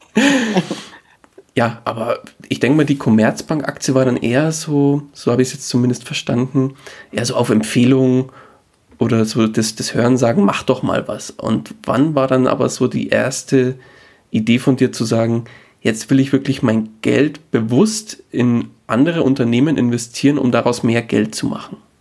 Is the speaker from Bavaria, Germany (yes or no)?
yes; Bavaria, Germany; wir kommen beide aus Bayern